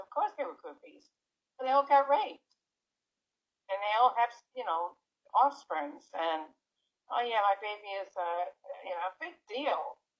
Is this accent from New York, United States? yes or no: yes; New York City, New York, United States; me growing up in New York City during the late 60s, early 70s, throughout the 70s, frankly, all the way up to the early 80s.